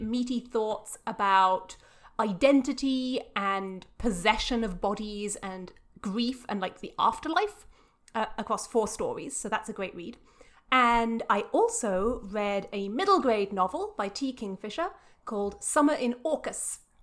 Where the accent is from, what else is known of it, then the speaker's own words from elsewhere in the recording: England, United Kingdom; moved away; I'm very English